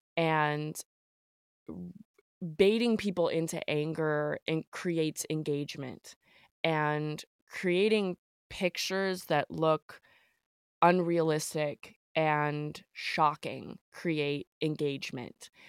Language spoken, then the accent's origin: English; the South, United States; Growing up in the South